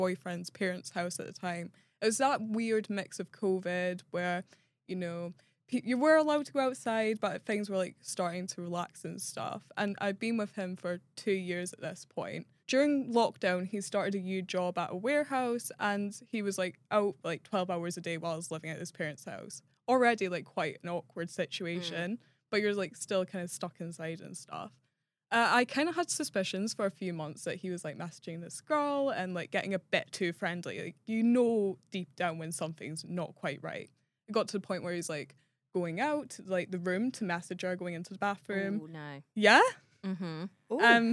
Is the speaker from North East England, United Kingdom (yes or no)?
no; Scotland, United Kingdom; moved away; So I come from Scotland. I went back home to visit my family during that time.